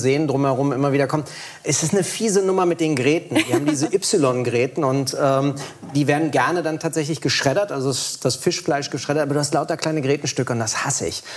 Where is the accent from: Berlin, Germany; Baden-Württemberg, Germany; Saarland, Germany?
Berlin, Germany; ich bin ja Berliner